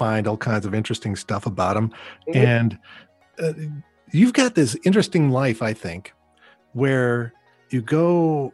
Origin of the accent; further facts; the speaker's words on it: Yakima, Washington, United States; also born or lived in Ellensburg; I grew up in Yakima.